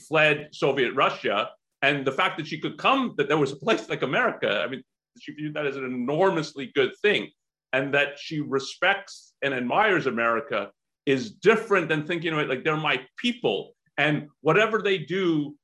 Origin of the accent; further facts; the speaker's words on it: Canada; I'm from Canada